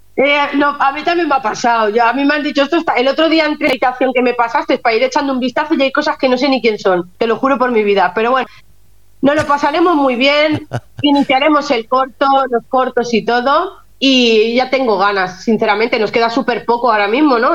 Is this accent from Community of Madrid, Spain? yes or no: no; Catalonia, Spain; como catalana, no independentista y súper española